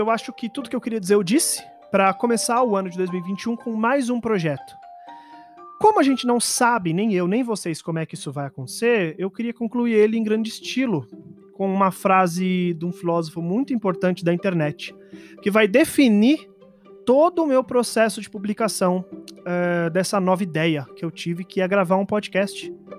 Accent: São Paulo, Brazil; eu sou só um paulistano

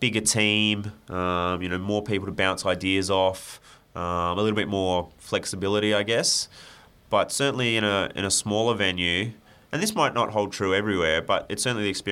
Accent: Adelaide, South Australia, Australia; I grew up in Adelaide

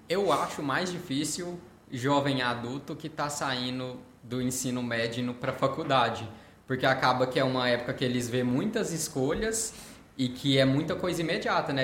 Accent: Uberlândia, Minas Gerais, Brazil; atendo aqui na cidade de Uberlândia, é, nascido e criado aqui

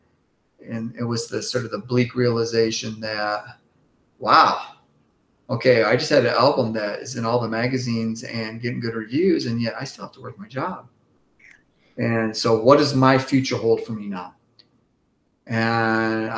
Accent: Grand Rapids, Michigan, United States; moved away; I grew up in Grand Rapids, Michigan

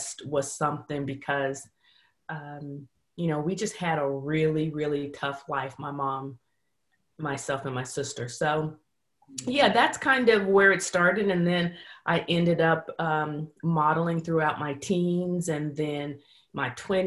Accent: San Francisco Bay Area, California, United States; moved away; I'm originally born and raised in the San Francisco Bay Area

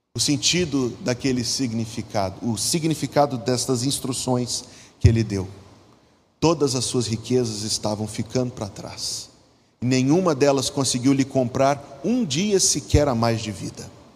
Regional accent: interior of Minas Gerais, Brazil; moved away; no interior de Minas Gerais, de onde eu vim.

